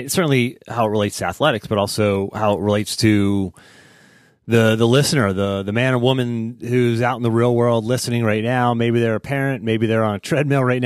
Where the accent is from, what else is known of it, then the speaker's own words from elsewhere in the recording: Pittsburgh, Pennsylvania, United States; we grew up in Pittsburgh